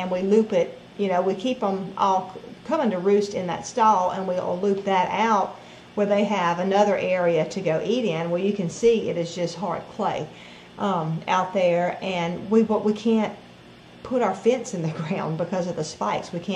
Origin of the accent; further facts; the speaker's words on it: the South, United States; we're from the South.